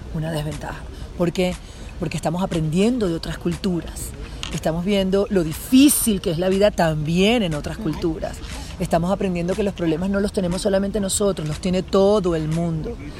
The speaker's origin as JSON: {"language": "Spanish", "country": "Venezuela", "moved": "yes", "said": "Como venezolanos"}